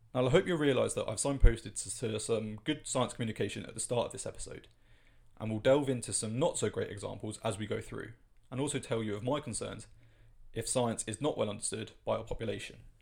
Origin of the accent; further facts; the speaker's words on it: United Kingdom; as a Brit